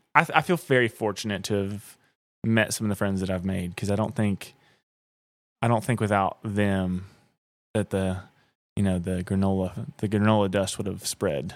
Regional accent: Southeast, United States; I mean, I'm from the Southeast.

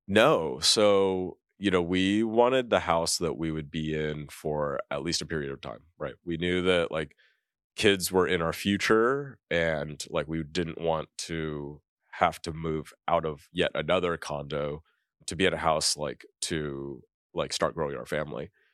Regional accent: California, United States; moved away as an adult; growing up in California, I never thought that I would leave California

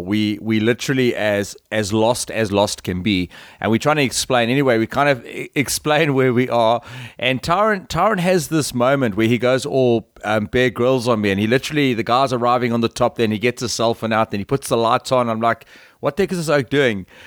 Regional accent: South Africa; we're all from South Africa

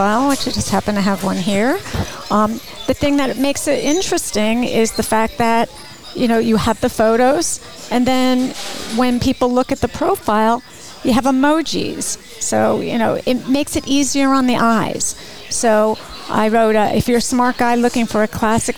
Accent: Bergen County, New Jersey, United States; moved away as an adult; also born or lived in Ithaca, New York; Born and raised in New Jersey

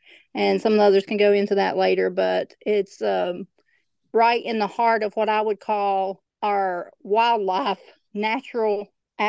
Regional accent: Russell County, Virginia, United States; this potential hazard coming to my hometown and, frankly, near my farm where I live.

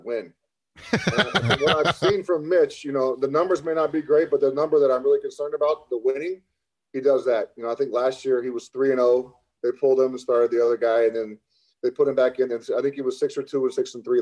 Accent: Lovington, New Mexico, United States; moved away as an adult; also born or lived in Chicago; I grew up in an oil field town. There was 9,000 people in my hometown, Lovington, New Mexico

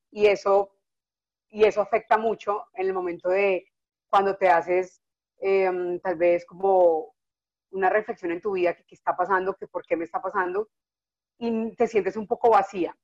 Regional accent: Neiva, Huila, Colombia; moved away as an adult; also born or lived in Bogotá; yo me fui de Neiva, yo soy de Neiva, entonces me fui de Neiva a estudiar a cocinar en Bogotá

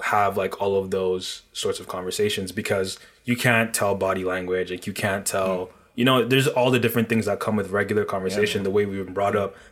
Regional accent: Nigeria; now in Toronto, Canada; I'm originally from Nigeria

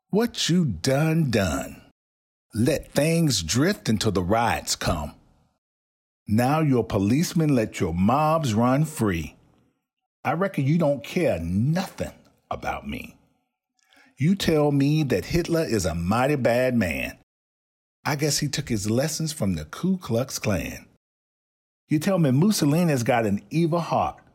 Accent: the South, United States; I am from the South, yet I'm a man who struggles to breathe.

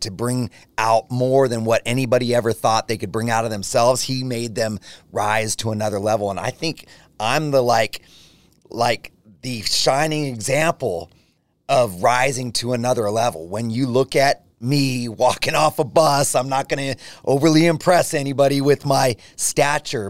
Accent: Gilroy, California, United States; growing up in Gilroy, small, small town community, everybody knew each other.

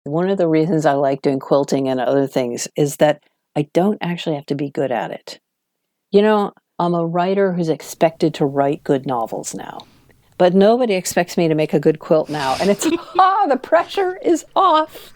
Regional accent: Washington, District of Columbia, United States; moved away as an adult; now in London, United Kingdom; I was from Washington, D C, which is a much calmer, smaller town compared to New York

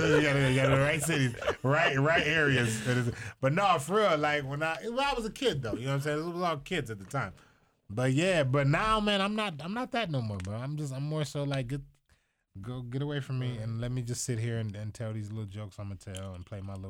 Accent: Toledo, Ohio, United States

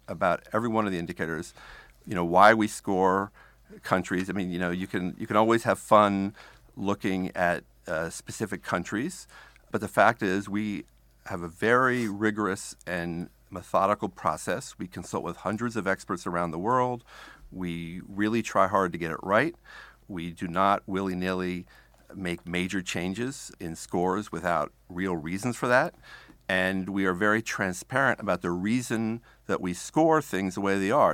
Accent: United States; as an American

